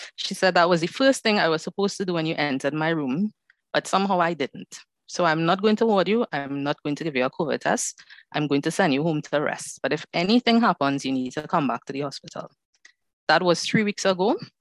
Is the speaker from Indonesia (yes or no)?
no; Trinidad & Tobago; I am from Trinidad and Tobago, so the Caribbean is in the house today.